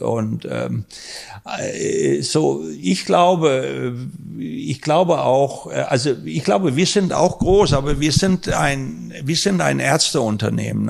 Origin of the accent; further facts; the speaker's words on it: Denmark; now in Germany; ich bin ja gebürtiger Däne